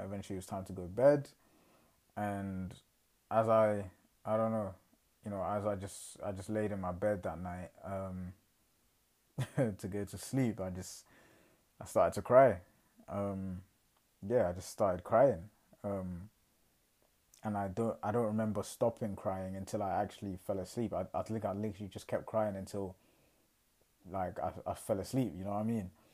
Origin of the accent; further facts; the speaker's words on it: England, United Kingdom; I'm fresh from England